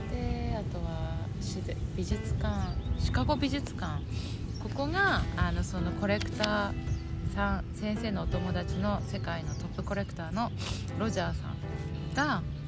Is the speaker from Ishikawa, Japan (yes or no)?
yes; Kaga, Ishikawa, Japan; 私のふるさとの加賀